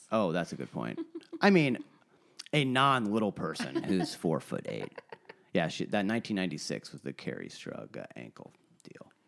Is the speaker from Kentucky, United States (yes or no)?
no; Alaska, United States; also born or lived in Virginia; I moved to Alaska from Virginia in January of nineteen ninety